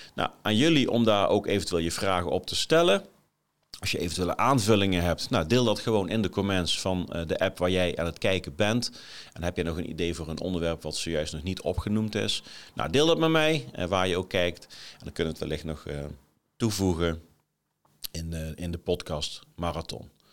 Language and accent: Dutch; Groesbeek, Gelderland, Netherlands; moved away as an adult; also born or lived in Nijmegen / Milsbeek; now in Haarlem, Netherlands; ik ben geboren in Nijmegen, ik ben opgegroeid in Groesbeek. Daarna nog tien jaar in Milsbeek gewoond.